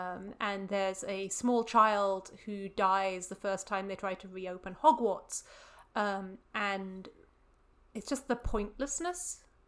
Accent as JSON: {"language": "English", "country": "Luxembourg", "tie": "born or raised there", "said": "I grew up in Luxembourg for 4 years, which was right on the border between Belgium and France"}